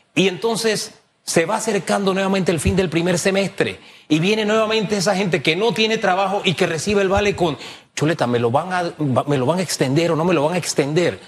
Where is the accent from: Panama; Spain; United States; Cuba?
Panama